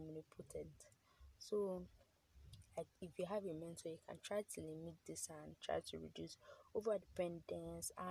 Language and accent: English; Nigeria; as a Nigerian, as someone who is coming of age